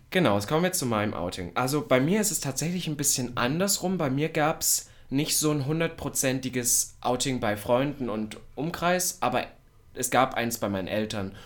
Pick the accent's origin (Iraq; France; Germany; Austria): Germany; the East, eastern Germany; bei uns im Osten